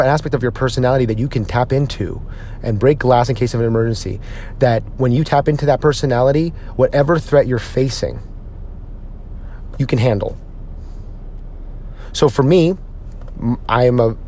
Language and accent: English; United States; us as Filipino American men